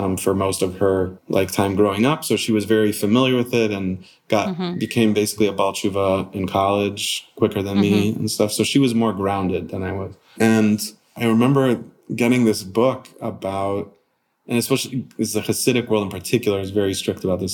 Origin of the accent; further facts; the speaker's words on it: Connecticut, United States; moved away; also born or lived in Arizona / Long Beach; growing up in Connecticut